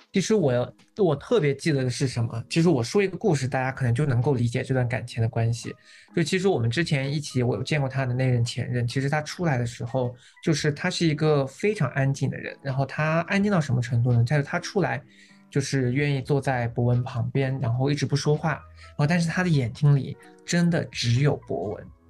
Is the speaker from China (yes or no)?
yes; southern China, China; 我一个纯南方人